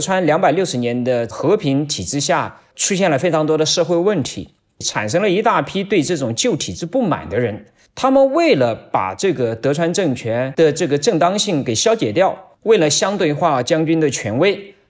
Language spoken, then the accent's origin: Chinese; China; 我们中国人是生活在一个漫长的历史的大一统的这个国家里